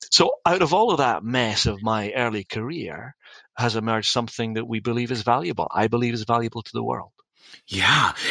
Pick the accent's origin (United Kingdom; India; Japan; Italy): United Kingdom; Dundee, Scotland; back home in Scotland around my family and the people that I loved. I wanted to make a difference in my hometown of Dundee.